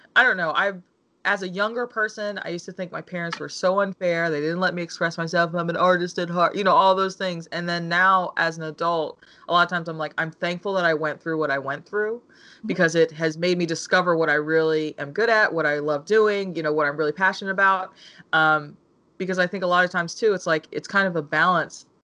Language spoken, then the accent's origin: English; United States; I'm African American and my mother's Korean.